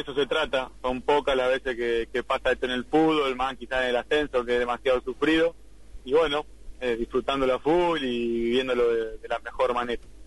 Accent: San Miguel, Buenos Aires Province, Argentina; soy de San Miguel, de muy lejos de La Ferrera, tengo una hora y media de viaje

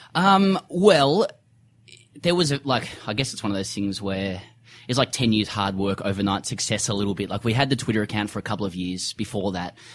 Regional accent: Sydney, New South Wales, Australia; moved away as an adult; now in Melbourne, Australia; I'm from Sydney originally, but I live in Melbourne at the moment

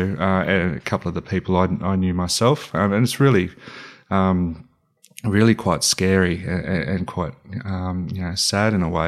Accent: Cootamundra, New South Wales, Australia; also born or lived in Canberra; No, I'm actually from Canberra originally, though I grew up in country New South Wales in a town called Cootamundra

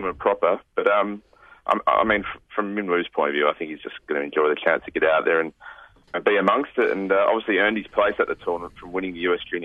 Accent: Western Australia, Australia; I think parochial is the absolute, that's the word for us over here

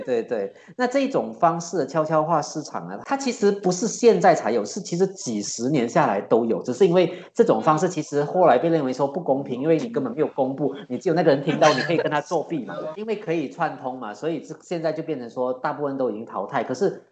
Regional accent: Kluang, Johor, Malaysia; 因为我家乡在居然呢，也是在南马

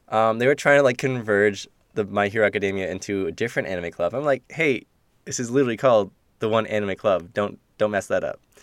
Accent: Kitchener, Ontario, Canada; I'm from Kitchener. K-Town

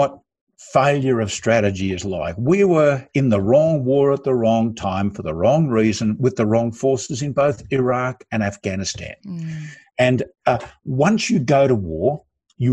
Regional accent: Australia; I'm an Australian

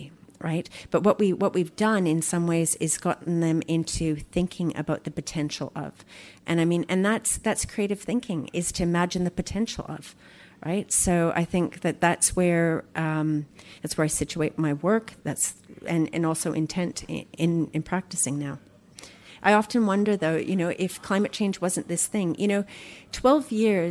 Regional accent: Canada; now in Melbourne, Australia; I'm Canadian

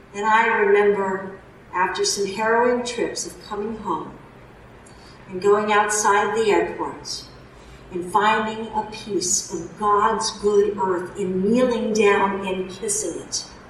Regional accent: Newtown, Connecticut, United States; now in Massachusetts, United States; my hometown of Newtown, Connecticut.

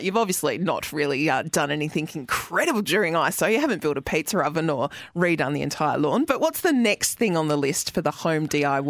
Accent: South Australia, Australia; I'm South Australian

